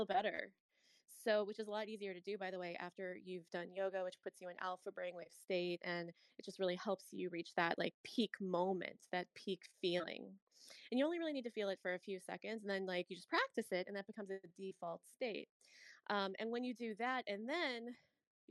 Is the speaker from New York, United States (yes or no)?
no; St. Louis, Missouri, United States; I'm a Midwest girl, I'm from St. Louis